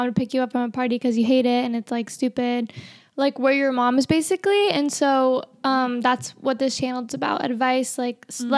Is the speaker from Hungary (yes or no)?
no; California, United States; I'm from California